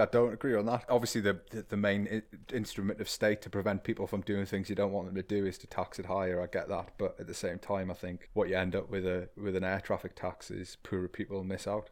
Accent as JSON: {"language": "English", "area": "the Northeast", "region": "North East England", "country": "United Kingdom", "said": "I come from the Northeast, the de, the deindustrialized the Northeast"}